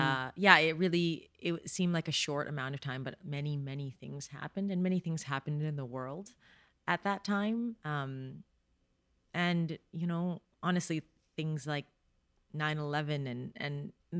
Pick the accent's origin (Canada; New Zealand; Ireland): Canada; It was hard being Canadian.